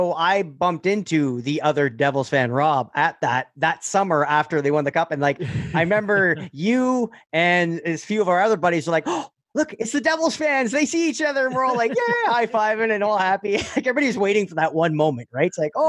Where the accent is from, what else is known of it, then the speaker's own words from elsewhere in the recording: Northern Ontario, Canada; I grew up in Northern Ontario. All my friends are French and Habs fans.